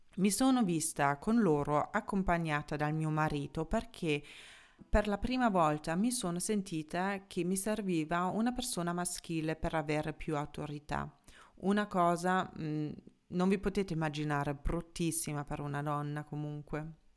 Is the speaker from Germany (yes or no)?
yes; Germany; moved away; da tedesca